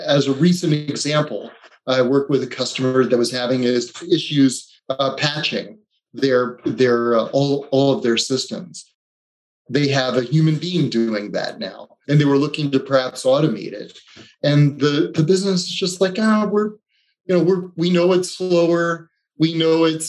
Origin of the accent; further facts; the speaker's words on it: East Coast, United States; also born or lived in Delaware; I grew up on the East Coast